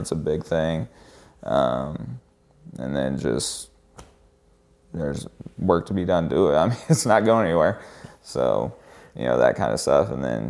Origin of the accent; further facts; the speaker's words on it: Indiana, United States; moved away as an adult; now in Indianapolis, United States; we got family here. This will always be where Kelsey and I are from.